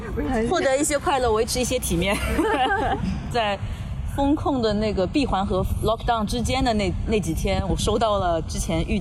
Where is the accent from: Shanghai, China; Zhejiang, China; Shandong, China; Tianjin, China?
Shanghai, China; 所以我很爱我的城市的，其实，然后也很自豪我是呃出生在上海，然后长大在上海，就是很爱这个城市嘛。